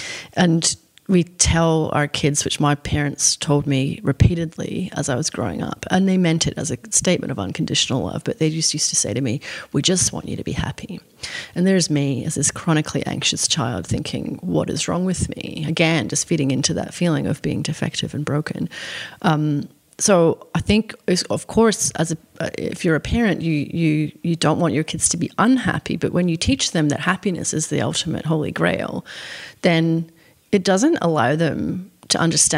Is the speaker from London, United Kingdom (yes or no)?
no; Scotland, United Kingdom; It's all I'd ever wanted to do since I was a little girl growing up in Scotland, was to publish a book.